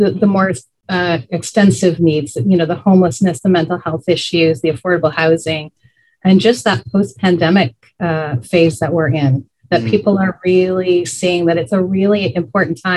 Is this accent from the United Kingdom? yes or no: no; Guelph, Ontario, Canada; also born or lived in Edmonton, Alberta; I was actually born in Edmonton because my dad was serving in the Canadian military. So we were out there for a couple of years and then came back to Guelph, and I did grow up in Ward 3.